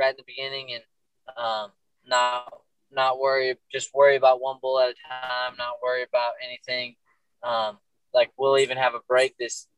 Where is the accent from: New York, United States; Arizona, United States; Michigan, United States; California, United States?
New York, United States; Attica; also born or lived in North Carolina / Pavilion, New York; where I grew up in Attica